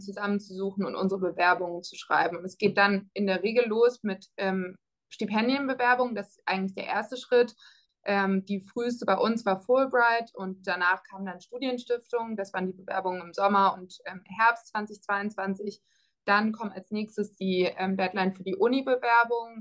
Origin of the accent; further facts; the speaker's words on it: Freiburg, Baden-Württemberg, Germany; moved away as an adult; also born or lived in Netherlands / France; now in Cambridge, United States; ich komme aus Freiburg ursprünglich, das ähm, vielleicht dazu. Das heißt, ich kannte die Stadt schon und ich mag meine Heimatstadt auch sehr gern